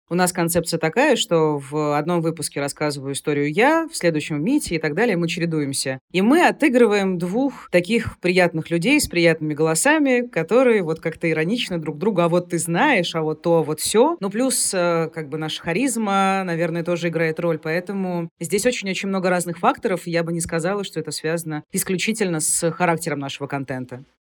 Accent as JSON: {"language": "Russian", "town": "Rostov-on-Don", "region": "Rostov Oblast", "country": "Russia", "said": "Я сама из Ростова-на-Дону"}